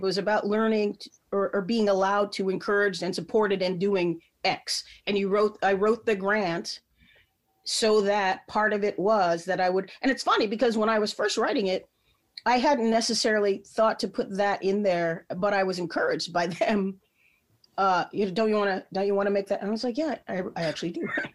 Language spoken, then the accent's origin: English; Midwest, United States; now in Chicago, United States; I'm a Midwesterner